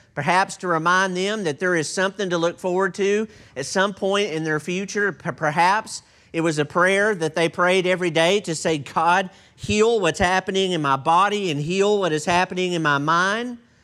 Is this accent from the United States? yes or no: yes; Texas, United States; I'm from Texas, and I'm not sure that I qualify as a native English speaker